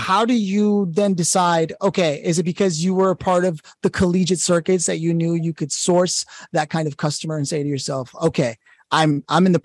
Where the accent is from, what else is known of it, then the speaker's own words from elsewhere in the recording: Los Angeles, California, United States; moved away as an adult; also born or lived in New York; Los Angeles, which was my hometown